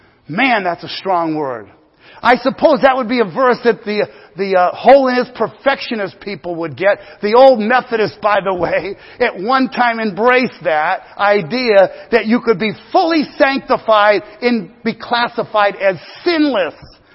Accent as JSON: {"language": "English", "country": "United States", "said": "Being an American person and a Christian in America"}